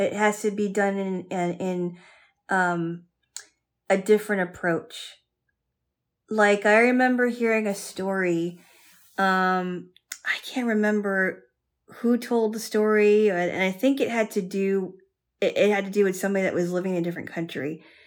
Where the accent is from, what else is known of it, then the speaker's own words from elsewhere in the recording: United States; as an American woman